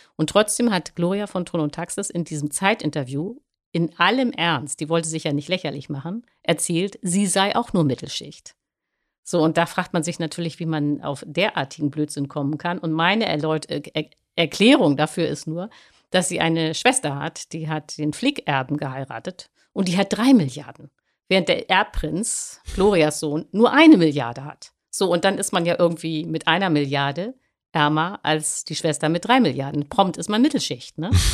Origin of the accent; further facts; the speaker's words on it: Hamburg, Germany; ich komme aus Langenhorn, nicht, äh, aus Hamburg